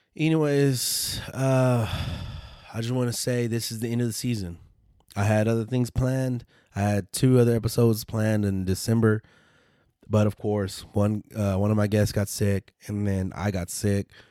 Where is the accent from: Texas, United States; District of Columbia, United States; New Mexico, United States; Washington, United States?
Texas, United States; West; we're from Texas, so West Texas